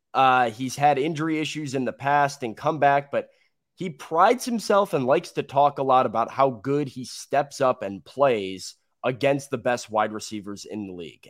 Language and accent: English; Chicago, Illinois, United States; I am a Chicagoan